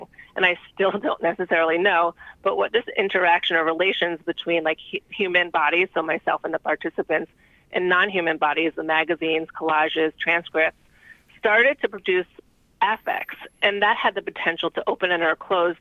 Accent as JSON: {"language": "English", "town": "New York City", "region": "New York", "country": "United States", "said": "I'm from New York City."}